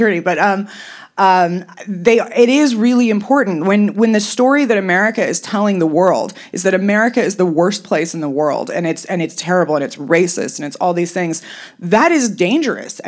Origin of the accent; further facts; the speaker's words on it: Los Angeles, California, United States; I was raised somewhat correctly, even though I was in Los Angeles